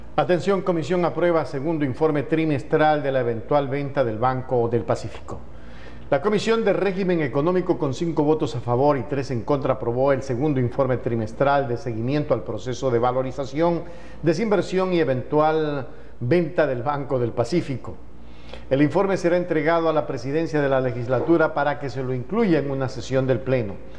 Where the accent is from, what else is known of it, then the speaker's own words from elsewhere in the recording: Ecuador; a los que vivimos, a los que somos ecuatorianos